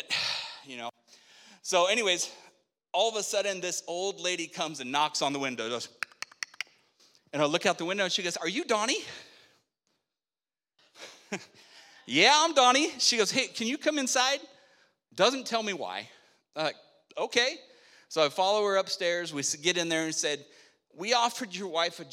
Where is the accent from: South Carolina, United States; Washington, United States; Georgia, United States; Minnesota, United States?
Washington, United States; Spokane; moved away; I grew up in Spokane